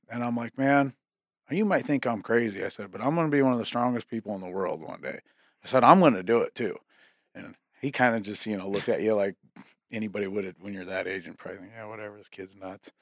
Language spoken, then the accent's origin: English; McCook Lake, South Dakota, United States; I lived out, uh, in McCook Lake, South Dakota